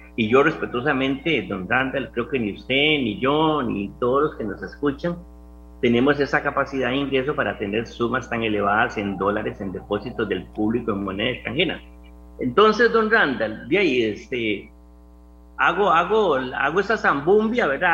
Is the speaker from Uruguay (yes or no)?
no; Costa Rica; Yo como costarricense